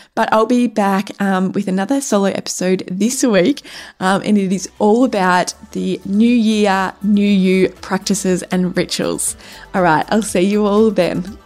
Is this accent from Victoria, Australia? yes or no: yes; Cape Paterson, Victoria, Australia; Cape Patterson, which is my hometown